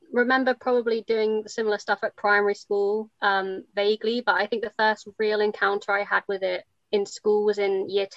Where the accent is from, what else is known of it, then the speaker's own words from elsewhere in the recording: North Devon, South West England, United Kingdom; I come from North Devon, and yeah, I went to a secondary school, state comprehensive school